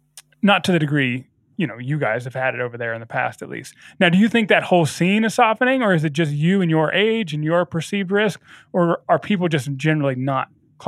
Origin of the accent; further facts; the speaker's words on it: United States; I'm also an American